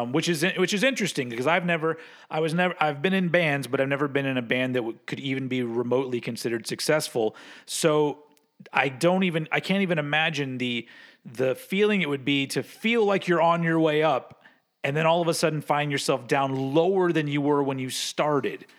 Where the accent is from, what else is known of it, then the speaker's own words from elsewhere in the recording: United States; I'm, I'm an American